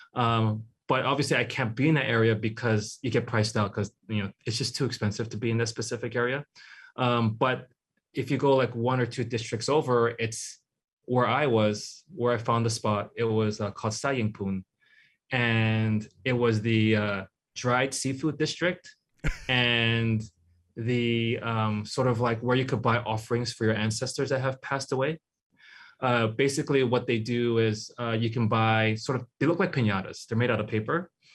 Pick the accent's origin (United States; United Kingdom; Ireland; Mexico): United States; Hawaii; also born or lived in Hong Kong / San Francisco Bay Area; growing up in Hawaii, like, uh, if you're, like, a young sort of artist, you, you kinda have to leave